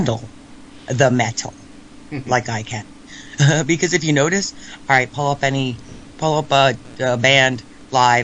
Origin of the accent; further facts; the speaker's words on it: New Jersey, United States; I'm from New Jersey, my friend. Yes, about 30 minutes west of New York City